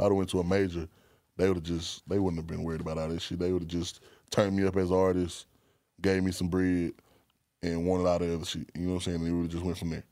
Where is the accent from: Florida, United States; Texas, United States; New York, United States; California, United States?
Texas, United States; I'm from Texas